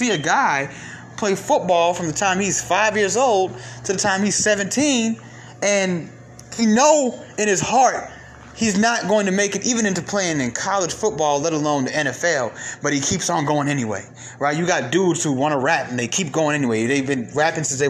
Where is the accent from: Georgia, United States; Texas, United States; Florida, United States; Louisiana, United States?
Georgia, United States; Atlanta; also born or lived in Bronx, New York; I grew up in Atlanta from Cobb County to DeKalb County, from DeKalb County back to Cobb County